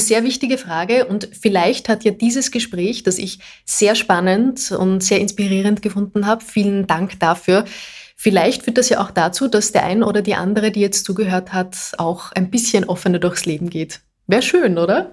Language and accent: German; Austria; bei uns in Österreich